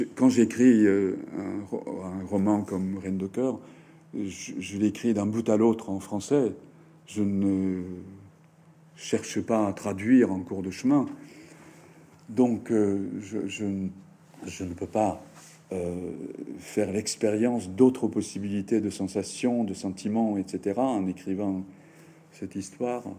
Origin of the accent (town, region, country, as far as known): Japan; first language Japanese; French is a second language